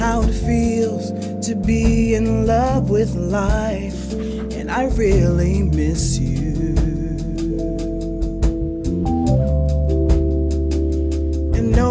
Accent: Chicago, Illinois, United States; moved away as an adult; also born or lived in Boston; now in Los Angeles, United States; I'm from Chicago

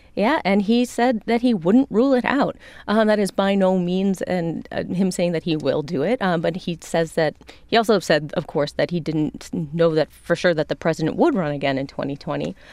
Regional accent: Chicago, Illinois, United States; now in Washington, D.C., United States; I'm a Chicagoan

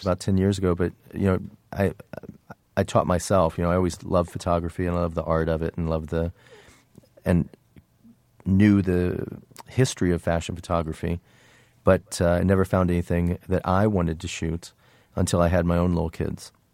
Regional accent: Indiana, United States; moved away; also born or lived in New York; where I grew up in Indiana, there was no fashion business

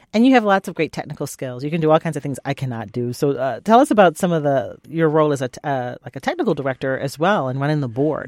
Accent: Virginia, United States; moved away; my home state of Virginia

